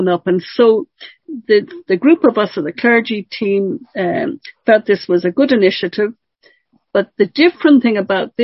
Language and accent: English; Ireland; now in Northern Ireland; I come from the South